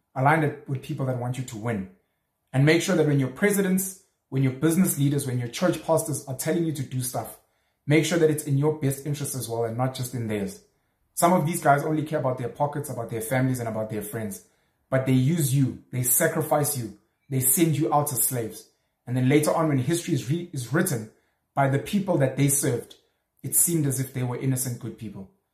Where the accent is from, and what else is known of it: South Africa